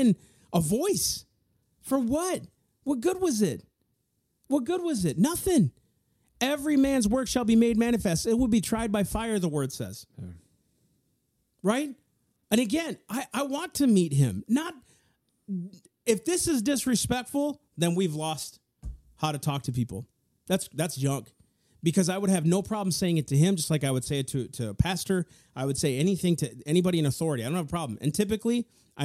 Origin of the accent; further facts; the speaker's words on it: United States; I'm an American, man. Matter of fact, I'll take it a step further. I'm a Native American. I was born here